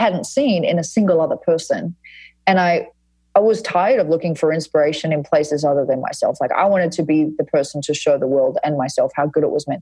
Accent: Fremantle, Western Australia, Australia; I grew up in Frio, which is like at Fremantle, which is an area of Western Australia that is pretty hippie

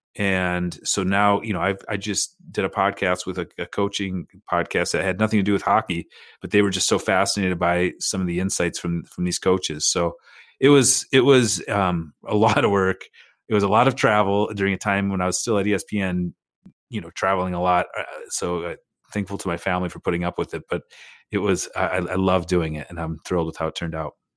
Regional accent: United States; as an American

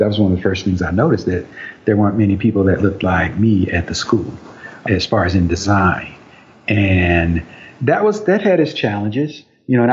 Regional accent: St. Louis, Missouri, United States; I was born in St. Louis

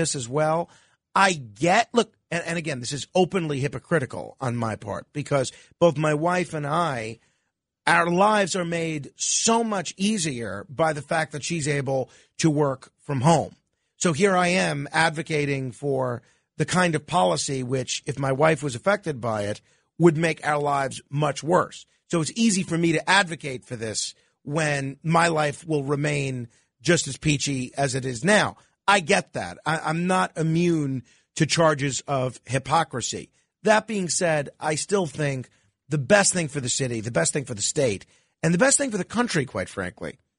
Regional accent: New York, United States; as a New Yorker

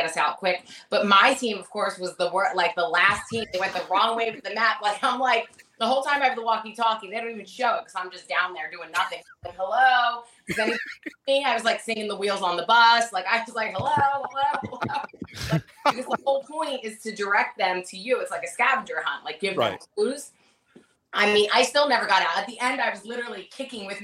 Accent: Philadelphia, Pennsylvania, United States; I'm from Philly

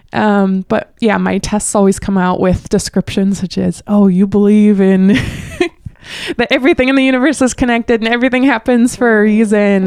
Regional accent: North Dakota, United States; accent: Midwest regional; I'm from North Dakota

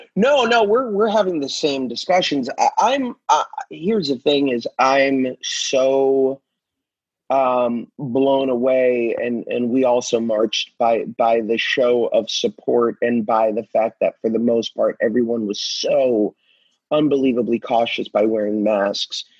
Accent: Hollywood, Florida, United States; Hollywood Beach, where where I was raised

